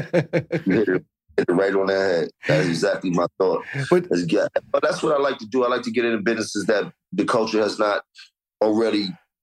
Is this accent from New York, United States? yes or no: yes; New York City, New York, United States; And I'm from Harlem. All you learned about was hustling when you were Harlem.